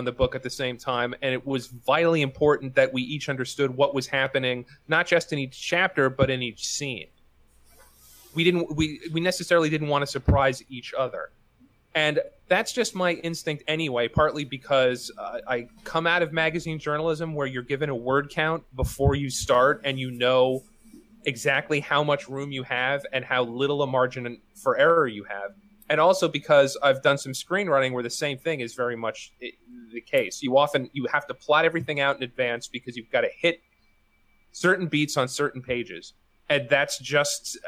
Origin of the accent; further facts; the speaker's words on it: New York City, New York, United States; we're both from Queens. And I'm actually from Astoria, or the neighborhood adjacent to Astoria